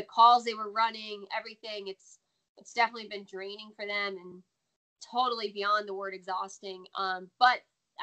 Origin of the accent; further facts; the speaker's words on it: United States; accent: American; they immediately was like, you're American. And I'm like, is it that obvious?